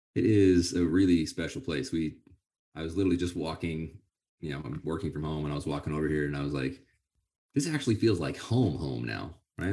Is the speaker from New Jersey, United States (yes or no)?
no; Sonora, California, United States; I grew up in Sonora, in the University of Yosemite